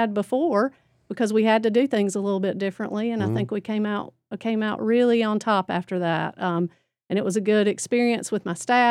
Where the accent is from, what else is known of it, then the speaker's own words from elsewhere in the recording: Statesville, North Carolina, United States; I'm from Iredell County. I'm a Greyhound. I went to Statesville High School.